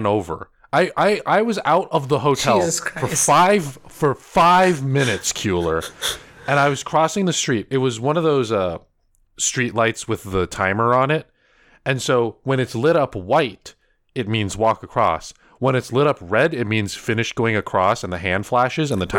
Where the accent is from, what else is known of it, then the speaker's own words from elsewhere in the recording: Northern California, United States; I'm from NorCal